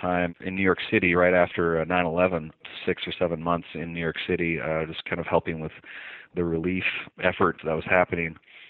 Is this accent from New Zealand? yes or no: no; Newfoundland and Labrador, Canada; When people find out where I'm from, they immediately ask me, where's your accent? How come I don't pick up on anything? So, yeah, I'm originally from Canada, the far east province of Canada, which is New